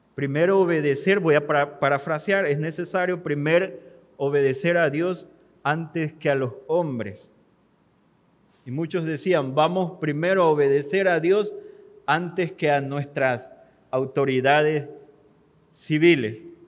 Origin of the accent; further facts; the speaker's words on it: Mexico; como mexicanos